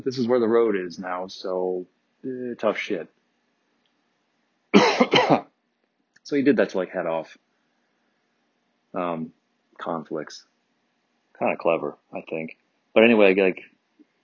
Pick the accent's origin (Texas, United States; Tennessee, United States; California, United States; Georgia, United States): California, United States; also born or lived in Detroit, Michigan; being a Californian